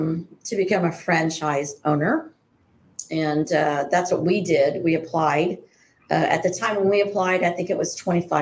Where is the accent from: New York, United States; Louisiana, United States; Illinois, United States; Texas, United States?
Texas, United States; Harlingen; also born or lived in Weslaco, Texas / El Paso, Texas / Las Cruces, New Mexico / Denver, Colorado; I was born in Harlingen, so I'm originally from Harlingen, born and raised. Ended up moving to Weslaco after my mom and dad moved to El Paso when I was going to start high school.